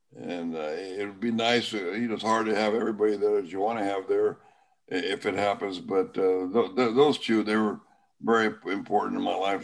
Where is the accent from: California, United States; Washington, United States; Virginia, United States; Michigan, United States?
California, United States; Sanger; my hometown is Sanger, California, in the Central Valley